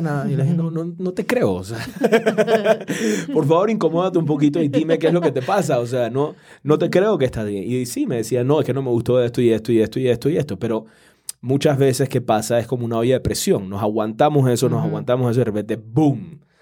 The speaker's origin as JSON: {"language": "Spanish", "country": "Panama", "said": "en mi país, en Panamá"}